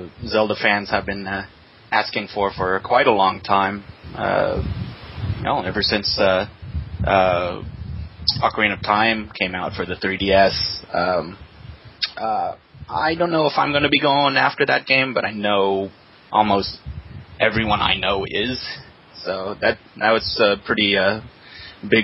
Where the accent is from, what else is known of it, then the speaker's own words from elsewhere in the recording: Santee, California, United States; also born or lived in Mira Mesa, California; I'm from Santee. But I actually live in Mira Mesa, California